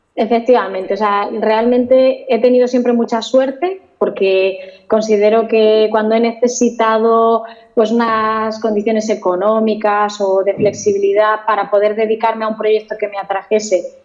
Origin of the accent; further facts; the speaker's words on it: Toledo, Castilla-La Mancha, Spain; yo soy de Toledo realmente y en Toledo hay un par de empresas aeronáuticas y, a los que éramos de Toledo nos tenían más o menos localizados